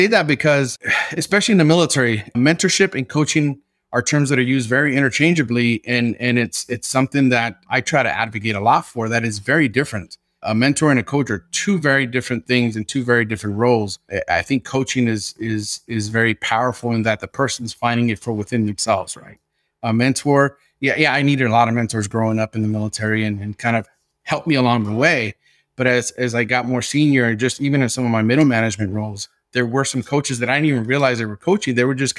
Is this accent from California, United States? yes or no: yes; Los Angeles, California, United States; But I had a very strong accent, and I spoke street English. And I was from South Central Los Angeles, and I had a hard time, right, mastering the English language